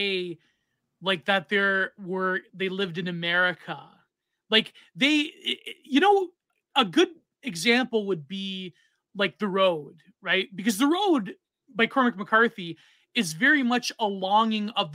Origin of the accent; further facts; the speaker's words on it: Canada; in Canada, we have the Hicklib par excellence.